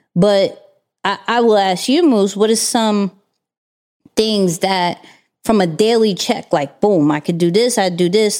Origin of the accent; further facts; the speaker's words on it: New York, United States; being a New Yorker